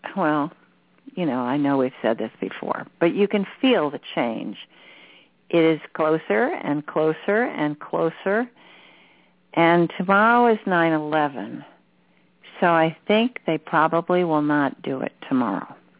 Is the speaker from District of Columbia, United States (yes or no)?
no; Ohio, United States; I'm from Ohio too